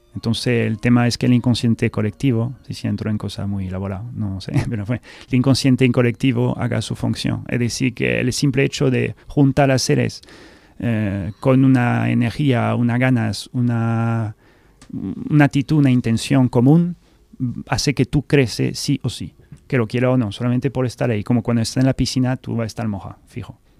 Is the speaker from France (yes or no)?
yes; France; Spanish is a second language; moved away as an adult; also born or lived in Scotland; now in Seville, Spain; soy fan del español, del castellano, que soy francés, puedo hablar francés